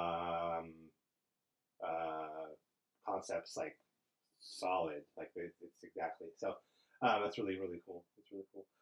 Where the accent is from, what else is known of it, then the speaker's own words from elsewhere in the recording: United States; as an American